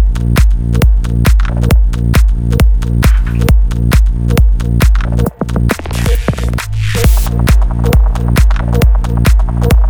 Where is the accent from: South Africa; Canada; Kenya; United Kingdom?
United Kingdom; England; We're English